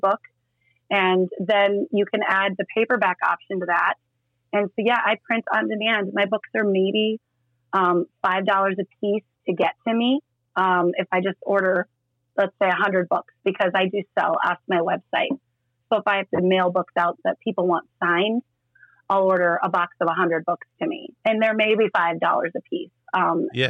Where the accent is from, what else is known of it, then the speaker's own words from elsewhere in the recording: Estherville, Iowa, United States; moved away as an adult; now in Sioux Falls, United States; I grew up in Northwest Iowa.